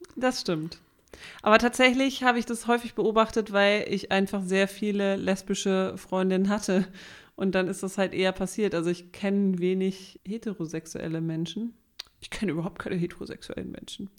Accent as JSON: {"language": "German", "region": "Southern Germany", "country": "Germany", "accent": "southern German", "said": "meinen süddeutschen Akzent"}